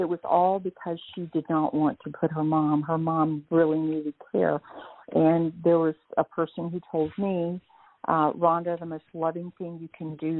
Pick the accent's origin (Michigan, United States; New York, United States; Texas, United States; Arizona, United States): Texas, United States; accent: Texas drawl; moved away as an adult; also born or lived in Northeast Georgia; now in Georgia, United States; I'm originally from Texas. Still have that Texas drawl, apparently